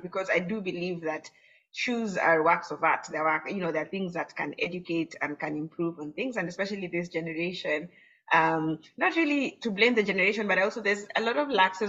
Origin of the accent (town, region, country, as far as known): Kenya